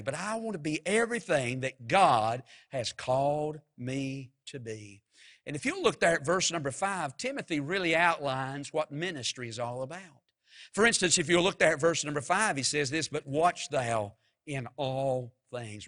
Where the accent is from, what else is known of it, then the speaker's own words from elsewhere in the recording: Mount Airy, North Carolina, United States; I'm from Mount Airy, and when I was just growing up as a boy